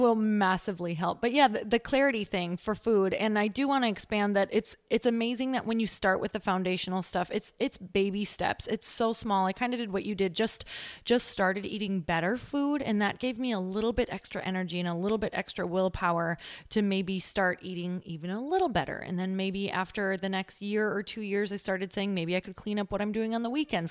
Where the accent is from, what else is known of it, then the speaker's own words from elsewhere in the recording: Midwest, United States; moved away; we're from the Midwest, my husband